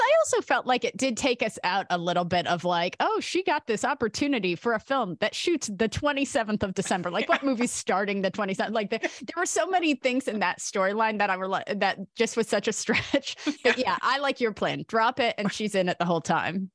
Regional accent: California, United States; as a Californian

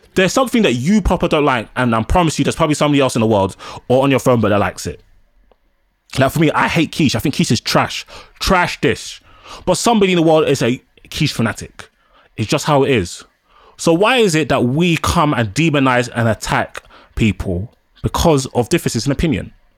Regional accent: London, United Kingdom; Nigerian and black, born and raised in London.

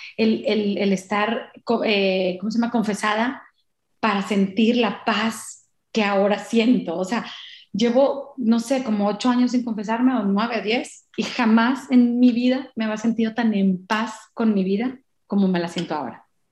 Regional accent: Mexico; nosotros como mexicanos o latinos

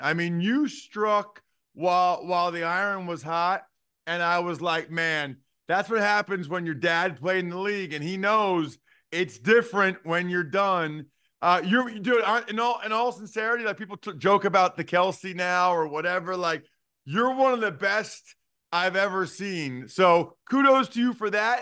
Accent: Eastern Pennsylvania, United States; now in Harrisburg, United States; I'm from Eastern PA, but now I live in the state capital in Central PA

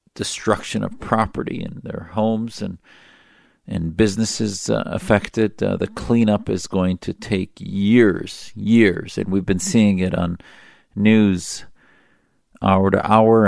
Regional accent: United States; as an American who has served in our military

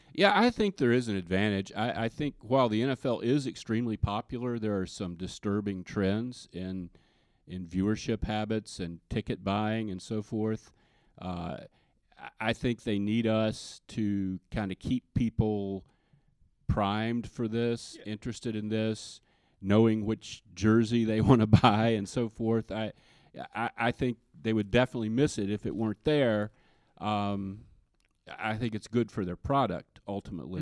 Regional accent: the South, United States; growing up in the South as I did

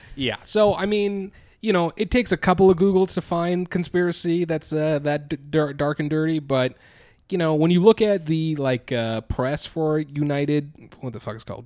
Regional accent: India; I am an Indian individual

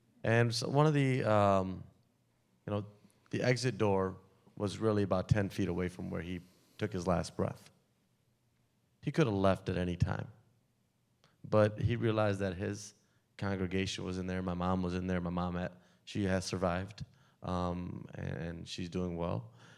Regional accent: India; now in United States; just being American and being from India and being sick, sometimes we self-segregate ourselves into those that we feel comfortable around, those that speak our same language, look like us, talk like us, walk like us.

